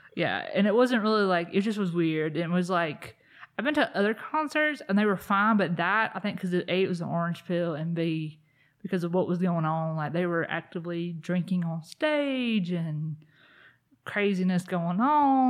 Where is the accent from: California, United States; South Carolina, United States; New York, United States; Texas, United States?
South Carolina, United States; I grew up in South Carolina